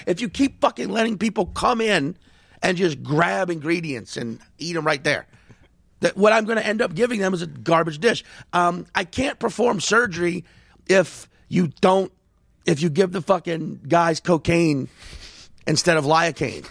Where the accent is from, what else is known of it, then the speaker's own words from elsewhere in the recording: New York, United States; I'm from New York